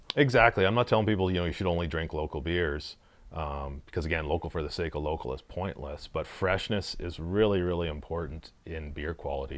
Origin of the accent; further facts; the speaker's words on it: Saskatchewan, Canada; I'm from Saskatchewan